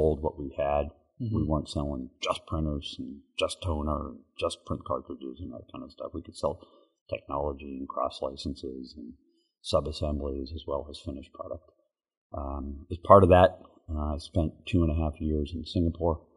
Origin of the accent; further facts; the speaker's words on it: Lexington, Massachusetts, United States; moved away as an adult; now in Kentucky, United States; I grew up in Boston, outside of Boston, in the town of Lexington, the original Lexington, okay. And went to Lexington High School